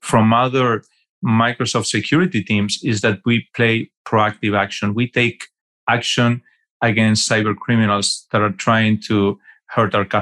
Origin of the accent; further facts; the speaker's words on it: Argentina; moved away as an adult; also born or lived in New York City, United States / Fort Lauderdale, Florida, United States; I'm from Argentina originally